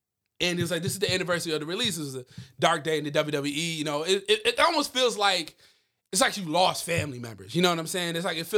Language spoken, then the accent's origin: English; Nigeria; From Nigeria, I'm from Nigeria. As you could tell by my accent, I don't know if it's a little hard. It is. I am from Nigeria.